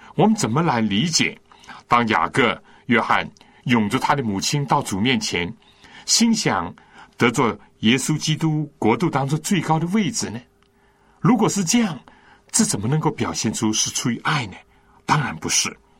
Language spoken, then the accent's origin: Chinese; China; 我们中国人不是有孔融让梨，这是一个加于胡侠的故事吗？我从小就听过这故事